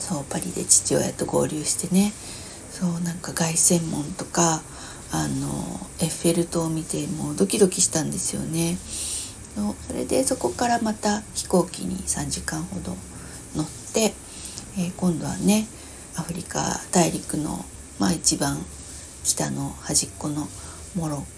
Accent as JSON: {"language": "Japanese", "town": "Vientiane", "region": "Vientiane Prefecture", "country": "Laos", "tie": "born there", "said": "私あの海外で生まれてるんだけれども、えー、そうそれもまあショッキングなんですけどね、えー、そう50年前に、ラオスのビエンチャンっていう国で生まれたんだけれども53年前か"}